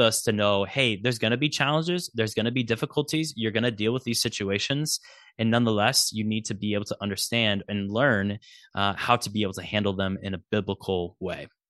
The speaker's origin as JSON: {"language": "English", "region": "Nebraska", "country": "United States", "said": "I'm a Huskers fan because I'm from Nebraska"}